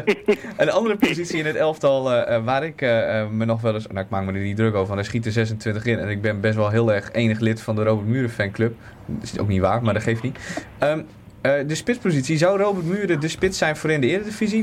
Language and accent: Dutch; Groningen, Netherlands; kom ik uit Groningen.